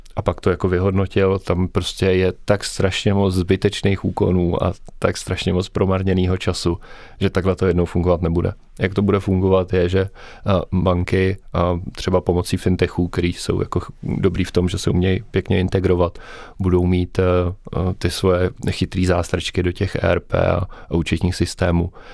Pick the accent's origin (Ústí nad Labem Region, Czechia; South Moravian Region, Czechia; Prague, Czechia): South Moravian Region, Czechia; Brno; Já jsem tak jako Brňák srdcář